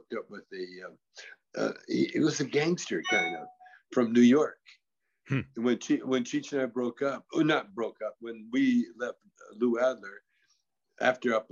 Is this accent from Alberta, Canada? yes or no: no; Vancouver, British Columbia, Canada; I grew up with them in Vancouver, you know, and in the gym, in Vancouver